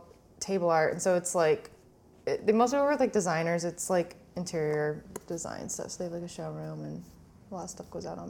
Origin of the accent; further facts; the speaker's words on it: Bay Area, California, United States; moved away as an adult; now in Los Angeles, United States; I was born down here, but I grew up in the Bay Area